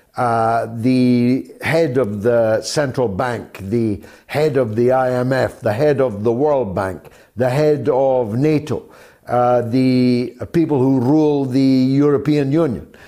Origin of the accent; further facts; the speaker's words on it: Scotland, United Kingdom; as a Scotsman